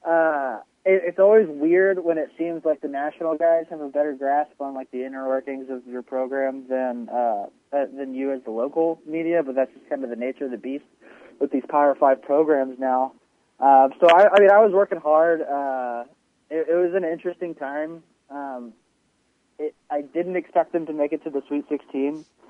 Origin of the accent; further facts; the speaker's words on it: Lake Charles, Louisiana, United States; I love Lake Charles, that's my hometown.